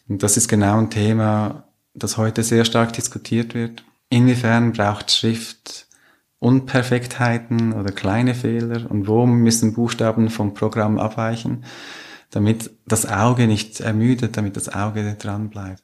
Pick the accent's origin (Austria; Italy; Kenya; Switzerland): Switzerland; Zürcher Oberland, Zurich; Da, wo ich aufgewachsen bin im Zürcher Oberland